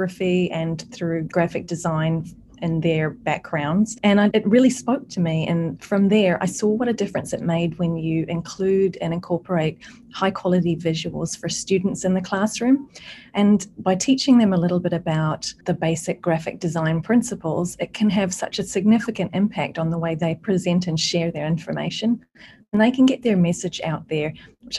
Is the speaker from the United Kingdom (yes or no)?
no; New Zealand; moved away; I'm originally from New Zealand